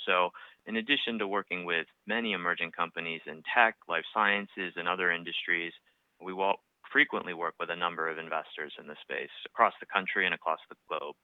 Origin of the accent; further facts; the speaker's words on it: outside of Boston, Massachusetts, United States; also born or lived in Vail, Colorado; I grew up outside of Boston, so it's also my hometown